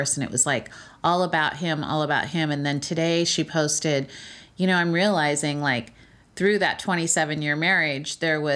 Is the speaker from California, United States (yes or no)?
yes; California, United States; I'm from California